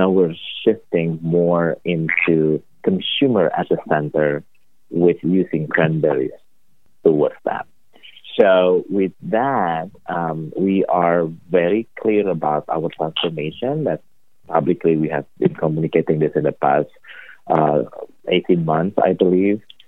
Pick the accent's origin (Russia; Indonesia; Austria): Indonesia; moved away as an adult; also born or lived in Chicago, United States; now in Boston, United States; I'm originally from Indonesia, born and raised in Indonesia